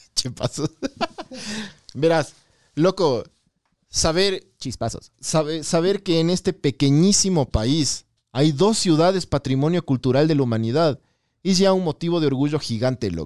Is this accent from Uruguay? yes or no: no; Ecuador; yo soy de Ecuador